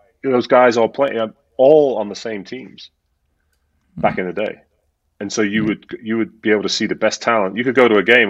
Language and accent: English; Folkestone, South East England, United Kingdom; moved away as an adult; And I came from Folkestone. If I wanted to play top basketball, I had to go to Crystal Palace when I was a youngster.